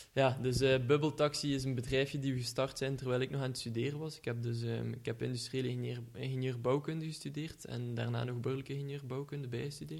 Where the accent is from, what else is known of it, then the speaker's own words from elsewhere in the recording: Ghent, Flanders, Belgium; accent: Ghent; iedereen zal wel horen van, aan mijn accent dat ik van Gent ben